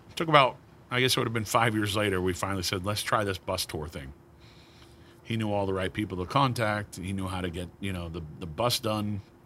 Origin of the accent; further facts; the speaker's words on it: Maine, United States; moved away; my hometown of Maine, eh, you know, home state of Maine